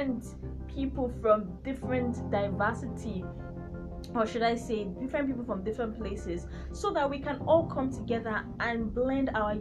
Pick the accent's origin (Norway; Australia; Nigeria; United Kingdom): Nigeria; I'm from Nigeria and I come from the Yoruba tribe